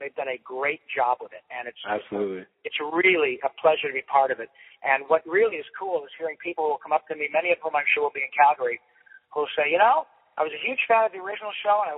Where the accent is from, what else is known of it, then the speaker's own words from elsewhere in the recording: Detroit, Michigan, United States; moved away; when I was a kid growing up in Detroit